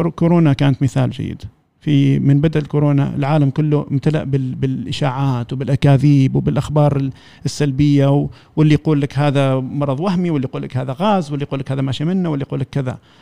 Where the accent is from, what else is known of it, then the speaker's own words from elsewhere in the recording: Oman; نحن كعمانيين